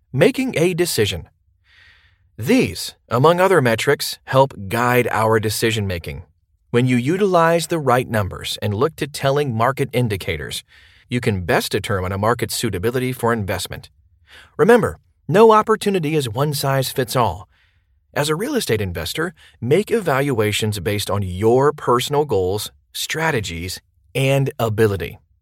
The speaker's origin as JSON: {"language": "English", "town": "Memphis", "region": "Tennessee", "country": "United States", "tie": "born or raised there", "said": "my hometown of Memphis"}